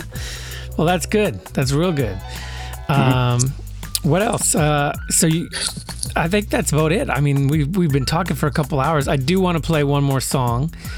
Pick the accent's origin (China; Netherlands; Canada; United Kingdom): Canada; Brandon, Manitoba; growing up in Brandon